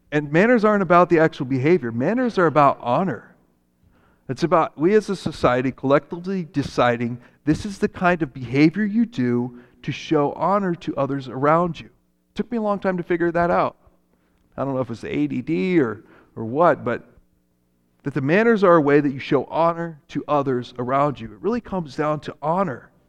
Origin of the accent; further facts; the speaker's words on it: Japan; when I grew up in Japan, my parents were missionaries there.